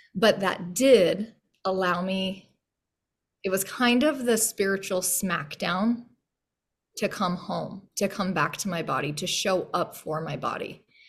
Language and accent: English; Yost, Utah, United States; moved away as an adult; also born or lived in Logan; now in Boise, United States; growing up in Yost, Utah, which was about population seven